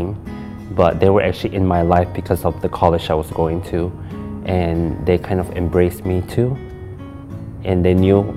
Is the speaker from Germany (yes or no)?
no; Malaysia; now in Michigan, United States; I'm actually from Malaysia, and I moved here back in 1999.